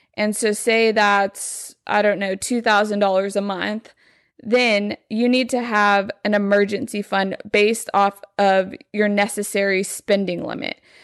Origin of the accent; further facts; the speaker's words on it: Lubbock, Texas, United States; now in Dallas, United States; I'm from Lubbock